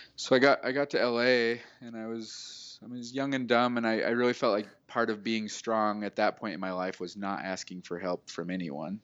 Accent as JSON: {"language": "English", "town": "Salt Lake City", "region": "Utah", "country": "United States", "also_born_or_lived": "California", "moved": "as an adult", "said": "I'm from Salt Lake City, Utah"}